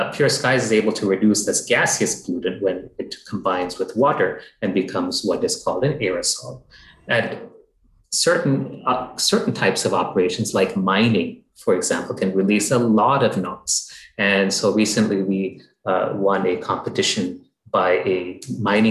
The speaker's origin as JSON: {"language": "English", "country": "United States", "tie": "born or raised there", "moved": "yes", "said": "I grew up in the United States"}